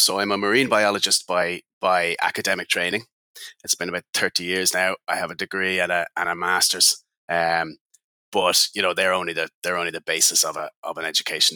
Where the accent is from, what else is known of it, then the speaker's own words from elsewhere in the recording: Ireland; I'm Irish, living on the west coast of west coast of Ireland